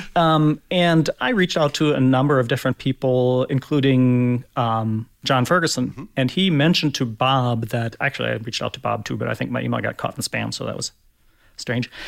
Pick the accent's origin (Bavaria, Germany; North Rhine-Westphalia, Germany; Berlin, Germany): Berlin, Germany; moved away as an adult; also born or lived in Hamburg, Germany; now in Fort Wayne, United States; So I grew up in Berlin, Germany, West Berlin uh, back in the day because the city was still divided